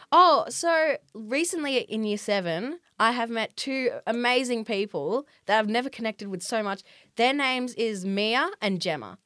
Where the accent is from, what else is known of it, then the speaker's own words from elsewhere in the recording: Australia; I've been elected as an Australian representative by a New York company called Culture Hack